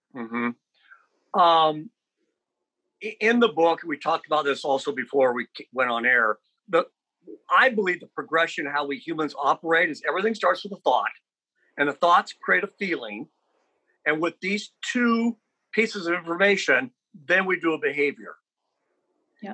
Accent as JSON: {"language": "English", "town": "Lincoln", "region": "Nebraska", "country": "United States", "tie": "born or raised there", "said": "I grew up in Lincoln and obviously very sheltered"}